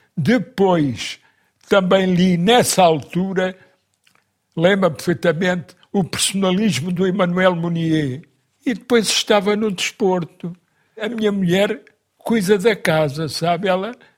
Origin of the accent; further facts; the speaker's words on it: Lisbon, Portugal; Eu nasci em Lisboa já